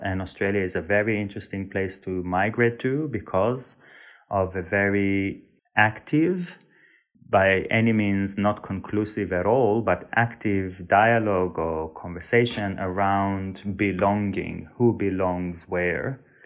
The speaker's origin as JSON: {"language": "English", "country": "Israel", "tie": "born or raised there", "also_born_or_lived": "Sweden", "moved": "as an adult", "said": "I was born and raised in Israel, but to a family that is partially from Turkey and partially from Uzbekistan and Iran"}